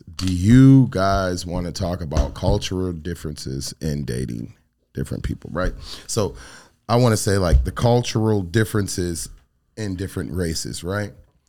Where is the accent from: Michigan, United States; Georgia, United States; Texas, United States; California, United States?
Michigan, United States; now in Arizona, United States; growing up in Michigan, there was, you know, being African-American